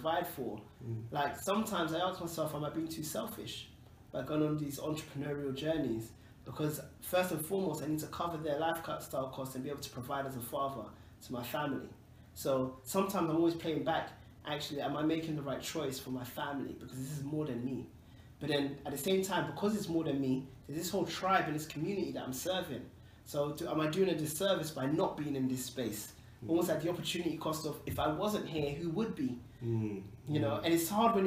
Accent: London, United Kingdom; I grew up in Tottenham

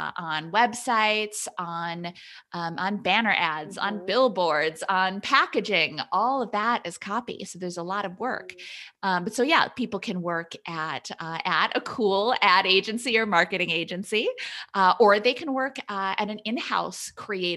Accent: Wisconsin, United States; now in Massachusetts, United States; So I grew up in Wisconsin. I'm in Massachusetts now, but my family's still back in Wisconsin.

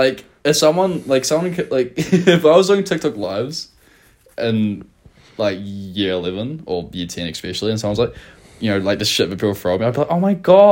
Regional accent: Taranaki, New Zealand; 11's when I moved from South Taranaki to North Taranaki.

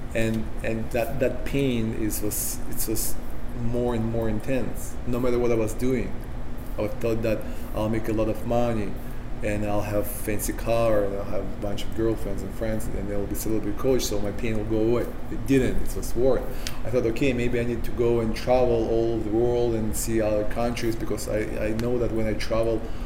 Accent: Sakhalin Oblast, Russia; English is a second language; moved away; I grew up in the Soviet Union, so any re- the only religion we have is communism.

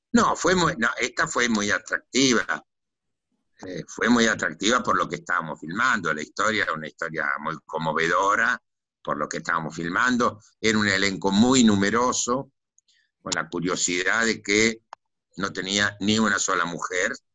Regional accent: Dock Sud, Buenos Aires Province, Argentina; Yo, yo nací en, en el Doc Sur, que era un barrio obrero

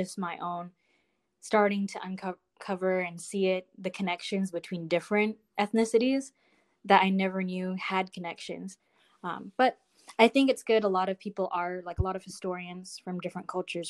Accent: Northern California, United States; moved away as an adult; I grew up in Northern California

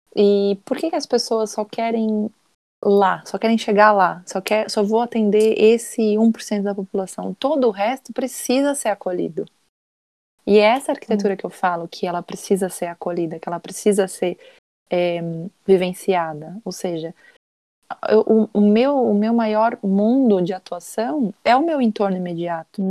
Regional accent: Brazil; now in Portugal; como brasileiro

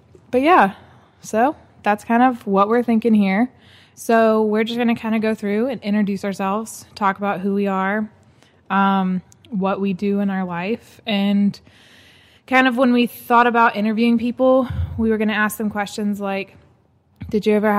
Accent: Birmingham, Alabama, United States; also born or lived in Southeast US; I'm basically from Birmingham, moved around a lot when I was little, all over the Southeast.

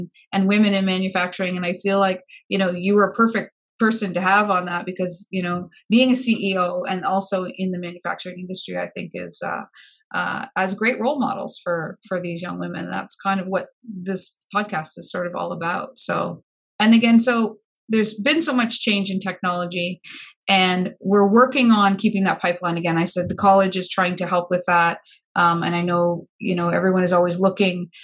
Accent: Windsor, Ontario, Canada; I'm from Windsor

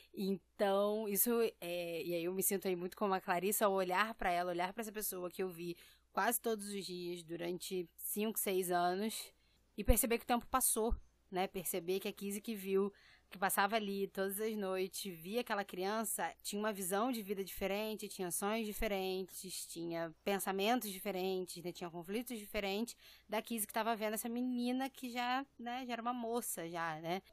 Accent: Brazil; also born or lived in Rio de Janeiro; eu nasci no Brasil

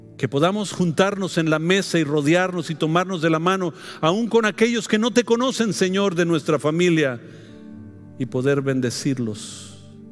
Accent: Mexico; Es la costumbre nuestra como mexicano

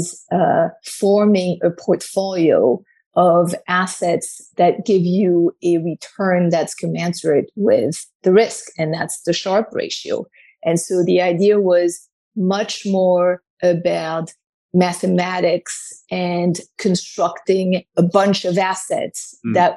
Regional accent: Paris, Île-de-France, France; moved away as an adult; also born or lived in New York; I was born and raised in Paris

